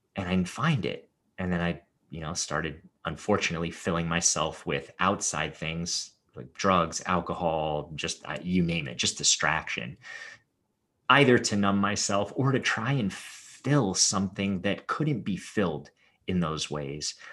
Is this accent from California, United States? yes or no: yes; Los Angeles, California, United States; growing up in Hollywood the way that I did